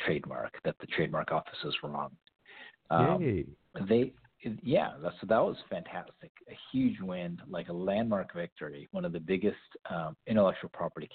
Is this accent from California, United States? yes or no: yes; San Diego, California, United States; I was born and raised in San Diego.